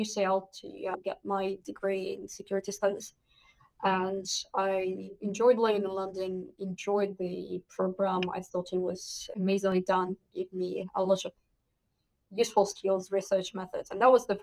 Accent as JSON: {"language": "English", "country": "Russia", "tie": "born or raised there", "moved": "as an adult", "lives_now": "United Kingdom", "said": "I'm originally from Russia. So I did my degree in international relations in my hometown"}